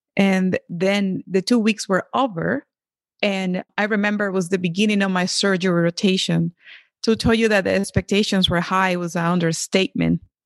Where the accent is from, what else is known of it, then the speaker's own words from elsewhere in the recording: Venezuela; moved away; I grew up in Venezuela, but my, my, my mom is Colombian and my father is Dominican